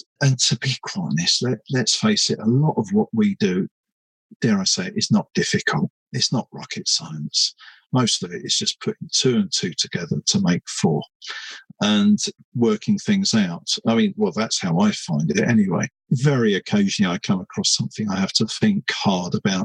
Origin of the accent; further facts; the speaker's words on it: London, United Kingdom; I was brought up in East London, my home stomping ground